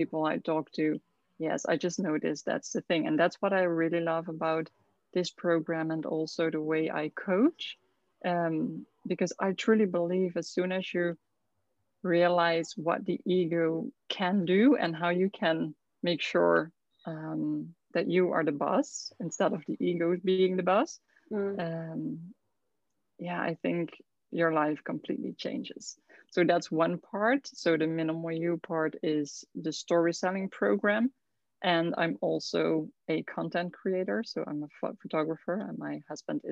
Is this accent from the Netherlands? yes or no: yes; southern Netherlands, Netherlands; moved away as an adult; now in Curaçao; I'm from the Netherlands, from the south of the Netherlands